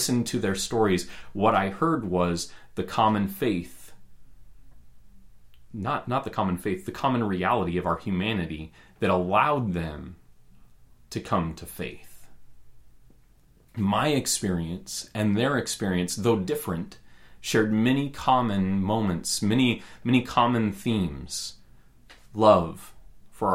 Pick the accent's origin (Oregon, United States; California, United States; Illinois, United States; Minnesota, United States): Oregon, United States; Roseburg; I grew up in Roseburg, Oregon